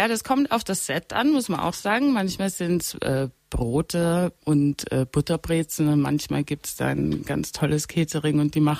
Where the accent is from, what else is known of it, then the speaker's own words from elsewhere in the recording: Austria; also born or lived in Italy / United States; weil ich bin in Österreich groß geworden, ich bin in Italien groß geworden, dann war ich in Kleinburn in den USA